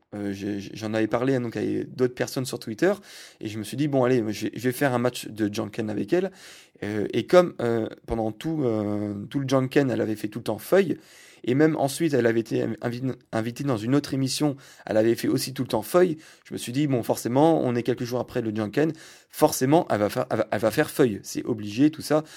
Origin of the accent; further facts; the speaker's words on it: France; je suis français